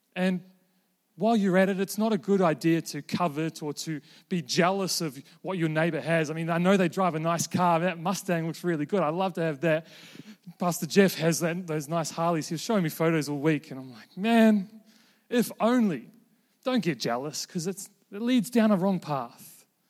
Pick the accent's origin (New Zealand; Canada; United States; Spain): New Zealand; moved away as an adult; also born or lived in Invercargill, New Zealand / Queenstown, New Zealand; now in Melbourne, Australia; I'm currently a, a Kiwi living in Melbourne